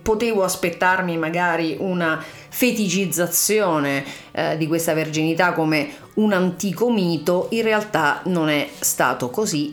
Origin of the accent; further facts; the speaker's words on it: Ciociaria, Lazio, Italy; now in Berlin, Germany; io sono Ciociara